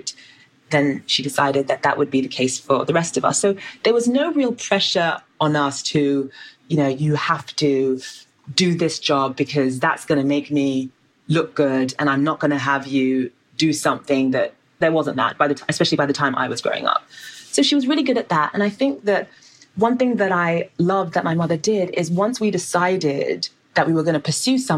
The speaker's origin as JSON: {"language": "English", "region": "London", "country": "United Kingdom", "tie": "born or raised there", "said": "you are a Black girl growing up in South London without much money"}